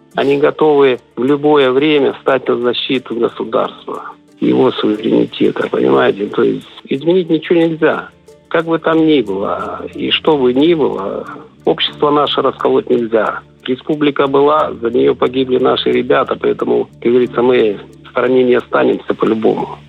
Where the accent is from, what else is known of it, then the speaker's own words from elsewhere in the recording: Transnistria, Moldova; Я сам по национальности молдаванин